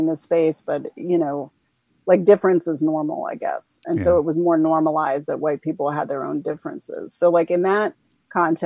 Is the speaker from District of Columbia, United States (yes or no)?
yes; Washington, District of Columbia, United States; I grew up in Washington, D.C.